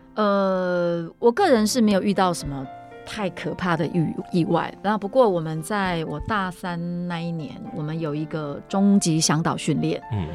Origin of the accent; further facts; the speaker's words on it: Taipei, Taiwan; 因为我从小在台北长大哈